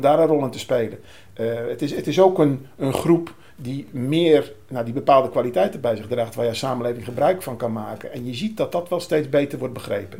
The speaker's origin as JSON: {"language": "Dutch", "country": "Netherlands", "said": "wij eh, als Nederlanders"}